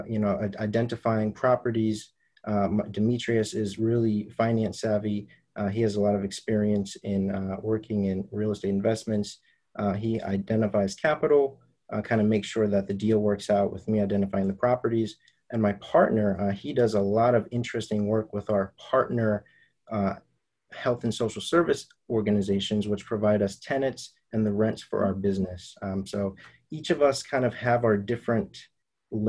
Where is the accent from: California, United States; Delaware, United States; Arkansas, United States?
Delaware, United States; Wilmington; in the city of Wilmington, Delaware, in a city where I was born and raised